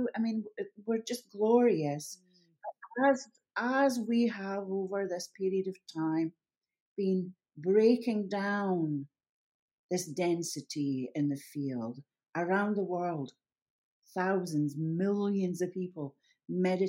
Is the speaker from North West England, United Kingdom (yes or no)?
no; Scotland, United Kingdom; I'm a Scot